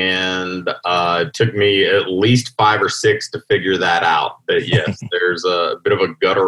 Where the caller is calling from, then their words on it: Louisville, Kentucky, United States; I am in Louisville, Kentucky. So here in, I guess, the heart of the country